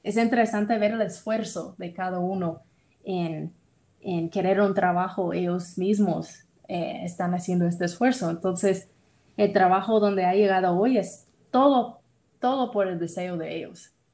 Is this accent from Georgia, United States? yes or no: no; Tennessee, United States; Spanish is a second language; moved away as an adult; now in Guatemala; yo soy de Tennessee, de los Estados Unidos